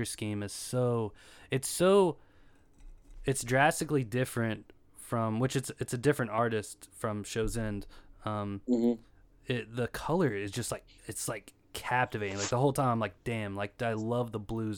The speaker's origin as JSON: {"language": "English", "region": "Eastern Kentucky", "country": "United States", "tie": "born or raised there", "said": "I'm kind of Midwest myself, Eastern Kentucky"}